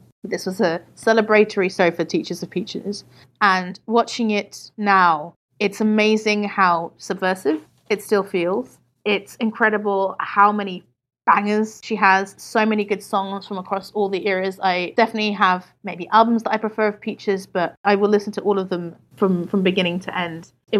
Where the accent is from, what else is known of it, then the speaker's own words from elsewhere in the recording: England, United Kingdom; also born or lived in Portugal; now in Brussels, Belgium; I am originally from Portugal. I grew up in England and I'm currently living in Brussels, Belgium.